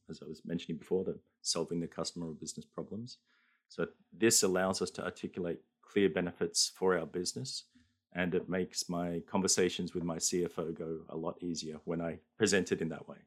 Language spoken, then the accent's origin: English; Australia; now in Japan; I'm an Australian living in Japan